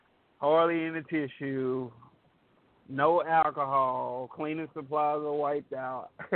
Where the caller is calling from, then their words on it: Beaumont, Texas, United States; I'm in Beau